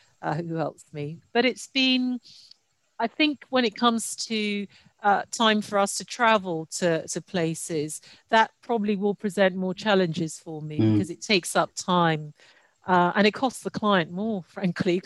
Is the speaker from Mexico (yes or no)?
no; United Kingdom; also born or lived in Nigeria; I moved to the UK when I was 8 for educational purposes